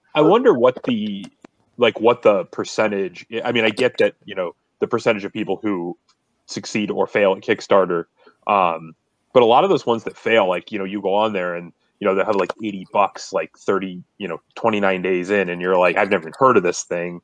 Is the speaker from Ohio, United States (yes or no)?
yes; Akron, Ohio, United States; I'm from Akron